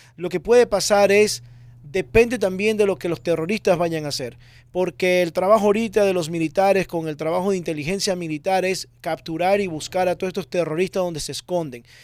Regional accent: Ecuador; now in Miami, United States; yo nací en Ecuador. Nací en Ecuador y vine al año, año 2000, vivo aquí en Miami

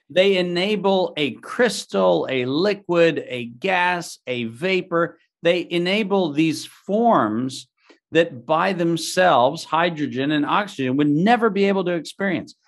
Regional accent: Southern California, United States; I grew up in Southern California in the early nineteen seventies

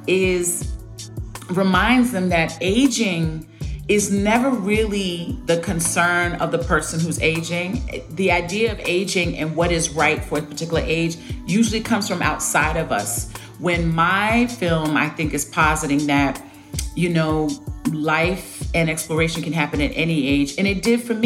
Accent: New York City, New York, United States; I grew up on New York cinema

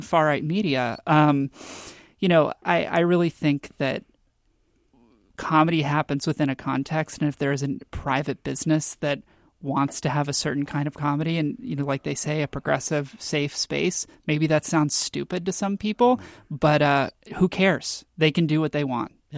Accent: Texas, United States; now in Washington, United States; I'm from Texas and I really miss it

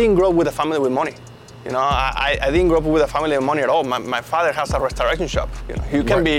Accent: Mexico; English is a second language; moved away as an adult; now in United States; a car that I drove all the way from Mexico to the United States. So if you think about it, a lot of the people that come from my country, from Mexico

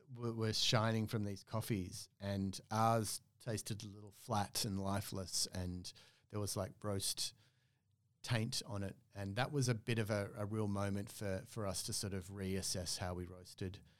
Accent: Australia; moved away as an adult; also born or lived in Oslo, Norway; as an Australian

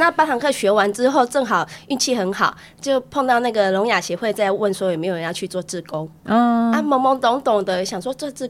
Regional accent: Keelung, Taiwan; 那我毕业以后就回来回来基隆，我是基隆人。

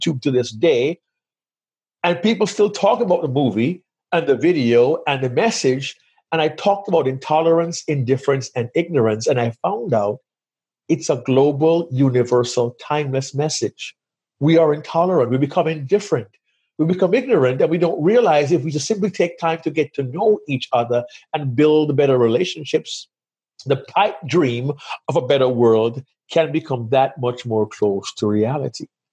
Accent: Kingston, Jamaica; moved away as an adult; now in United States; I grew up in Jamaica.

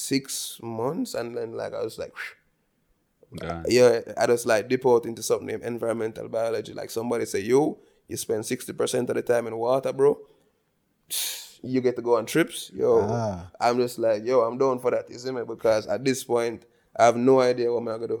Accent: Balaclava, Saint Elizabeth, Jamaica; I grew up in Balaclava, St. Elizabeth, biggest city in the world

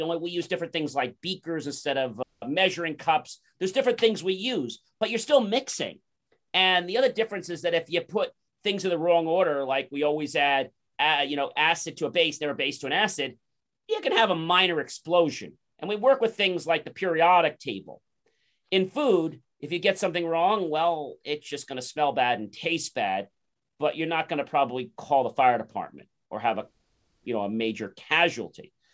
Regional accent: New Jersey, United States; I was born in New Jersey

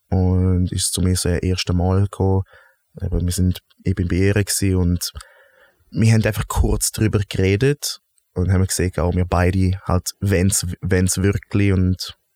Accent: Graubünden, Switzerland; Wo bist du aufgewachsen? Bündnerland, Zielands.

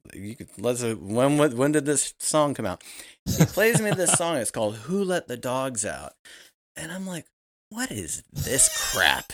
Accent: Richmond, Virginia, United States; I'm from Richmond, Virginia

